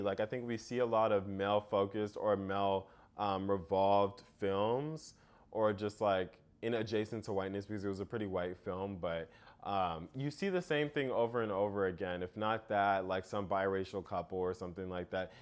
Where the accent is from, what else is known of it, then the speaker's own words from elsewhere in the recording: United States; being an American and coming to that country